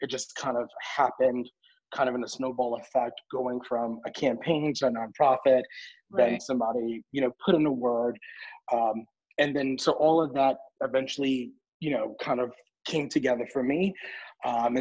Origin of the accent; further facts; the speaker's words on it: New York, United States; I'm a kid from the Bronx, from New York.